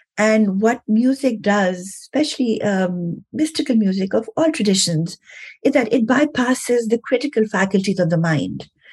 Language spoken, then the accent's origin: English; Pakistan; moved away; also born or lived in New York; I'm from Pakistan originally.